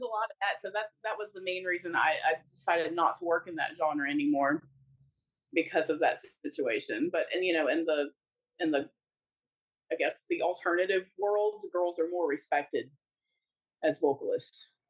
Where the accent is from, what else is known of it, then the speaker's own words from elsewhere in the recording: New Orleans, Louisiana, United States; my hometown in New Orleans and make my people proud